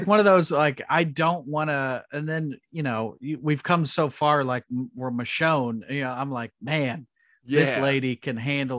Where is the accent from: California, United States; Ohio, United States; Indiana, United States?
Indiana, United States; We're both from Indiana